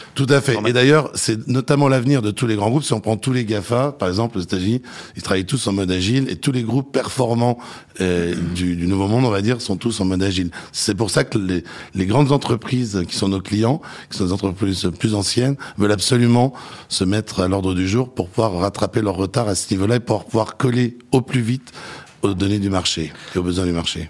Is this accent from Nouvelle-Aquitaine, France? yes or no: no; Nancy, Grand Est, France; moved away as an adult; also born or lived in Dijon; now in Paris, France; je suis né à Dijon, j'ai fait de 0 à 5 ans. Mon cœur d'adolescent et de lycée est à Nancy